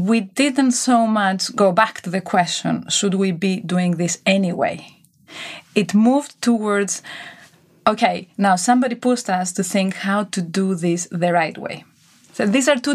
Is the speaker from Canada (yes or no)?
no; Greece; also born or lived in United States / England; now in Switzerland; I grew up in Greece. I lived many years in the US, in England, then in Switzerland